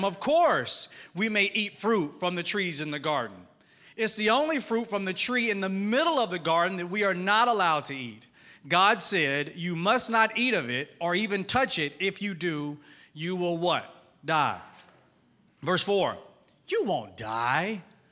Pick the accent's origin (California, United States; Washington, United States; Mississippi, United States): Mississippi, United States; accent: Southern twang; now in Atlanta, United States; I'm from Mississippi. I live in Atlanta, Georgia, but I'm Southern. So if you hear a twang